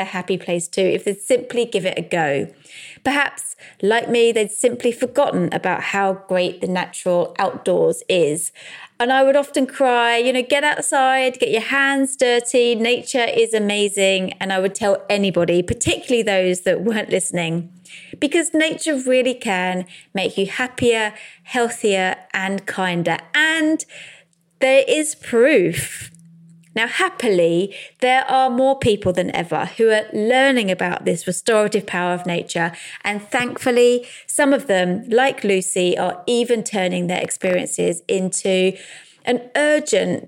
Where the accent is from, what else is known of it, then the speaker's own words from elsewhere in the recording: London, United Kingdom; I grew up in South London.